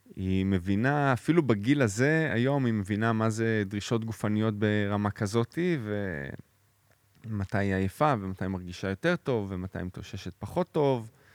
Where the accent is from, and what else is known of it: Jerusalem, Jerusalem District, Israel; born or raised there; also born or lived in Florence, Italy